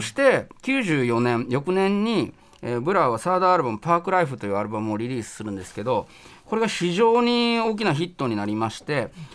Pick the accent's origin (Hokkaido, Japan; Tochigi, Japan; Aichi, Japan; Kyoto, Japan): Kyoto, Japan; moved away as an adult; now in Tokyo, Japan; 僕は大学に上京したんですけれども入るために京都から上京した